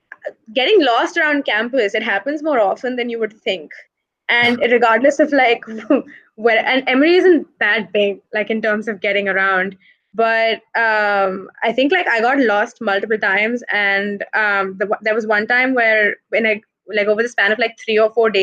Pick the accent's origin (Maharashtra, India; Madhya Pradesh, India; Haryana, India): Madhya Pradesh, India; moved away; also born or lived in United States; my hometown, which is an MP.